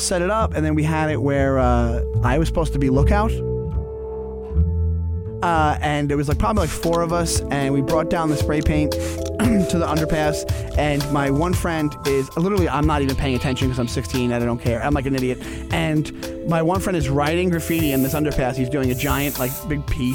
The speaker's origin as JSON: {"language": "English", "town": "Stewart Manor", "region": "New York", "country": "United States", "tie": "born or raised there", "said": "I grew up in Stewart Manor, which is literally six blocks."}